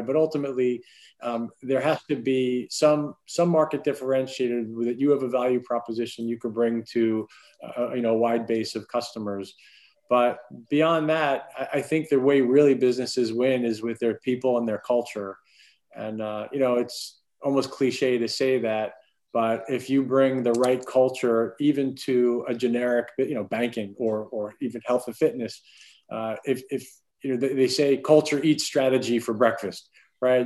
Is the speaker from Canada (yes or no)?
no; Clearwater, Florida, United States; I grew up in Florida, primarily Clearwater, Florida.